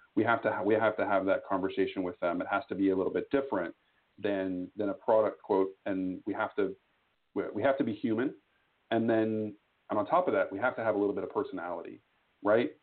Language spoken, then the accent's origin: English; Austin, Texas, United States; I am from Austin, Texas, uh, down the road from you just a little bit